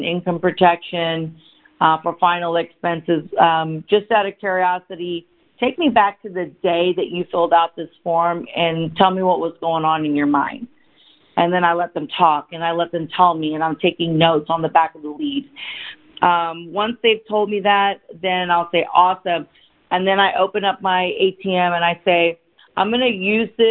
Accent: Dallas, Texas, United States; also born or lived in India; I was born in India, and I came to America when I was 4 years old. I was raised by my single father, and I grew up in Dallas, Texas

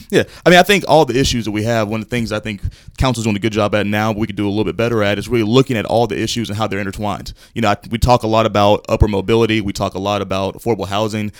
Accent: Fayetteville, North Carolina, United States; moved away as an adult; now in Charlotte, United States; I'm originally from Fayetteville, North Carolina, lifelong North Carolinian.

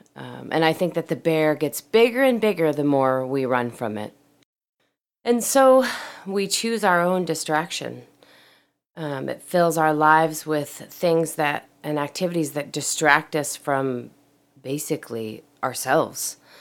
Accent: Portland, Oregon, United States; moved away; I was in my hometown of Portland, Oregon

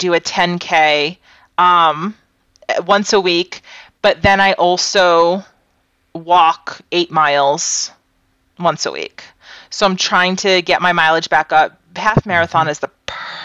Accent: Massachusetts, United States; growing up in Massachusetts, I did a lot of cold weather camping

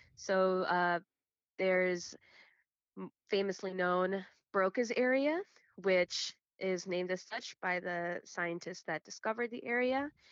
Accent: Chicago, Illinois, United States; I'm born and raised in Chicago, uh, Illinois, but my family and everyone before me is from Guatemala.

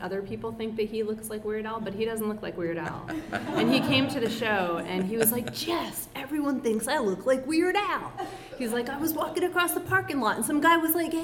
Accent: Damariscotta, Maine, United States; I grew up in Damariscotta, small town.

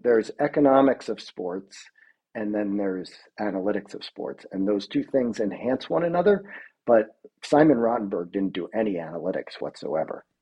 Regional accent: New York, United States; moved away; I'm from New York originally

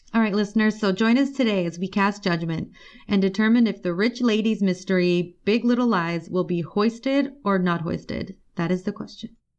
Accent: California, United States; I'm from California

